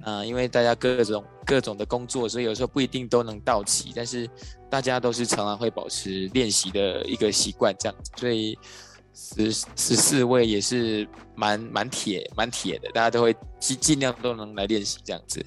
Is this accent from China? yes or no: no; Yunlin County, Taiwan; moved away; 我是云林人，那时候就跟外公外婆在云林